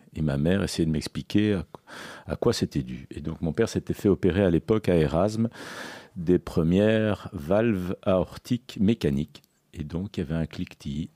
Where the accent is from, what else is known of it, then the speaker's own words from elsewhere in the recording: Belgium; also born or lived in Sicily / Toulouse; je suis né en Belgique. Je suis d'origine sicilienne, j'ai deux parents euh, d'origine sicilienne